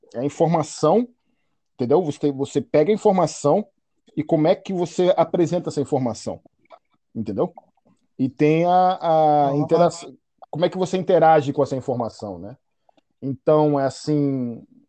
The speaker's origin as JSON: {"language": "Portuguese", "town": "Salvador", "region": "Bahia", "country": "Brazil", "tie": "born or raised there", "said": "eu cresci, eu fui criado na Bahia, né, em Salvador"}